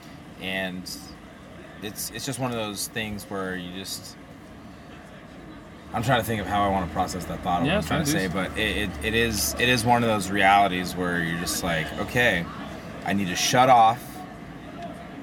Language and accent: English; San Diego, California, United States; born and raised in San Diego.